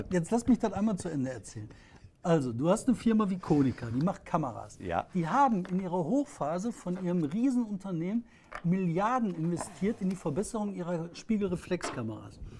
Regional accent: Bottrop, North Rhine-Westphalia, Germany; was ich erlebe gerade in meiner Umgebung, da wo ich herkomme, das ist ein Wandel, der Klimawandel, den du mit Händen anfassen kannst. Unfassbar. Der, der durch den Regen, dieses Klima, diese Hitze und Feuchte. Im Bottrop der Wald sieht mittlerweile aus wie Regenwald.

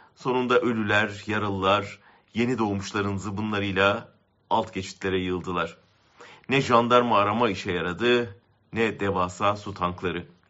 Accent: Ankara, Turkey; Ben bir Haziran günü Ankara'da doğdum

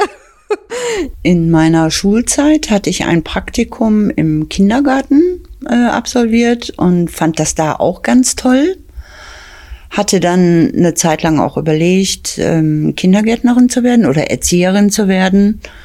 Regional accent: Bottrop, North Rhine-Westphalia, Germany; Bottrop ist meine Geburtsstadt. Ich kenne noch sehr vieles aus Altbottrop und kann mich da auch sehr gut dran erinnern

